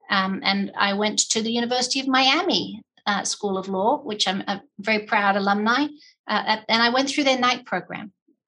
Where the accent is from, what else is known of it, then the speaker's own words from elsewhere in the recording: England, United Kingdom; also born or lived in Australia; As I said, equal time in England and Australia. And I basically went back and forth. I'm a Navy brat.